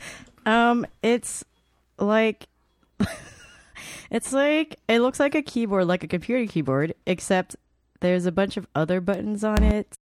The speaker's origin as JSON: {"language": "English", "town": "Atlanta", "region": "Georgia", "country": "United States", "tie": "born or raised there", "also_born_or_lived": "Chicago, Illinois", "moved": "yes", "lives_now": "Texas, United States", "said": "I moved to Atlanta"}